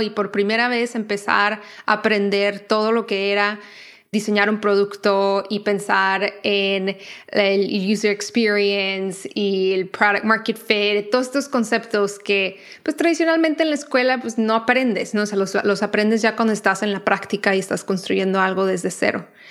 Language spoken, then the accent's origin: Spanish; Tijuana, Baja California, Mexico; moved away as an adult; also born or lived in New York; now in United States; yo crecí en Tijuana, entonces crecí muy expuesta a todo lo que era el contenido de películas y series y todo americano